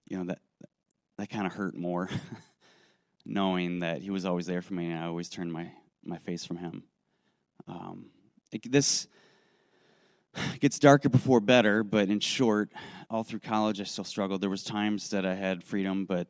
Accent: Racine, Wisconsin, United States; I grew up in Racine, Wisconsin

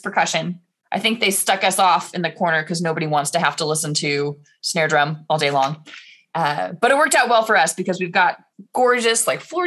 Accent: Indianapolis, Indiana, United States; moved away as an adult; also born or lived in Rochester, New York; now in Omaha, United States; I was back in Indiana for a year. That's where I grew up, west side of Indianapolis.

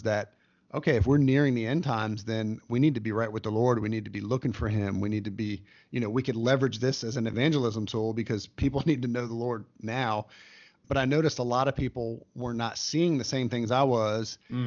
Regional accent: United States; as an American

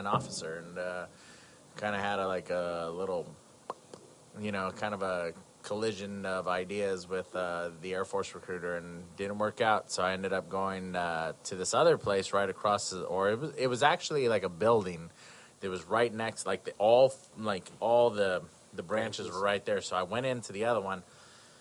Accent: California, United States; moved away as an adult; now in East Coast, United States; I'm actually from California, and I moved to the East Coast

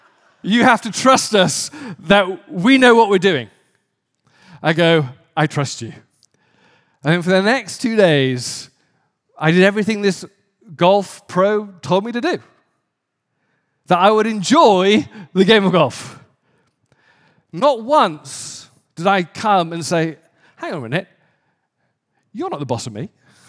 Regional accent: England, United Kingdom; I remember growing up in England in a fairly poor area, and I would play soccer

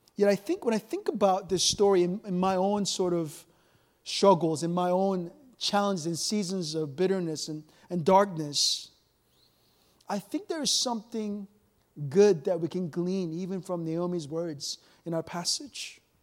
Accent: South Korea; moved away; I remember growing up in Korea

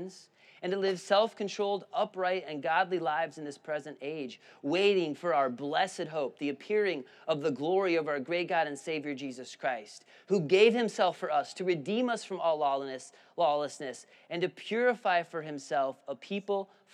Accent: Illinois, United States; now in Spartanburg, United States; I grew up in Illinois where there's a grid system

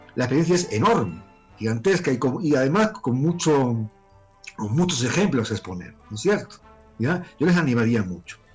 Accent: Málaga, Andalusia, Spain; moved away as an adult; now in Peru; Soy español, nacido en, Málaga y vivo en Perú desde hace más de 27 años

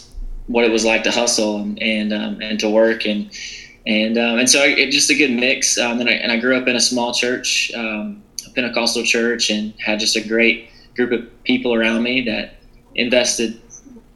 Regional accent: South Georgia, United States; I grew up in South Georgia, in a small town

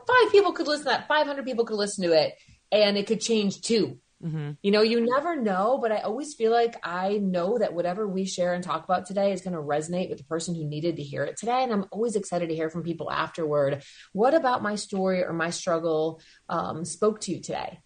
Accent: Madison, Wisconsin, United States; moved away as an adult; now in Alpena, United States; I was born and raised in Madison, Wisconsin

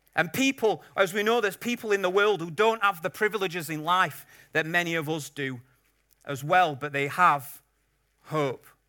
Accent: Yorkshire and the Humber, United Kingdom; I'm a Yorkshireman

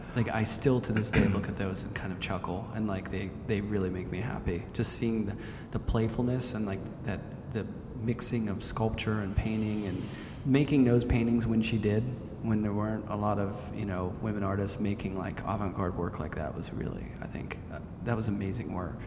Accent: Pittsburgh, Pennsylvania, United States; growing up in Pittsburgh, there's a lot of Warhol around

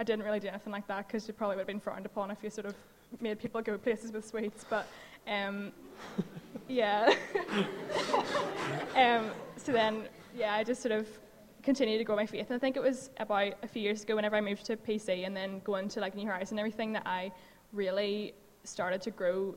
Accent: Hamiltonsbawn, Northern Ireland, United Kingdom; also born or lived in Portadown; I grew up in Hamilton's Bawn, and then I moved to Portadown

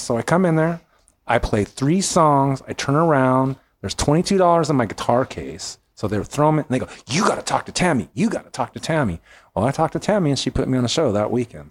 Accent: California, United States; now in Memphis, United States; I'm from California. I came to Memphis

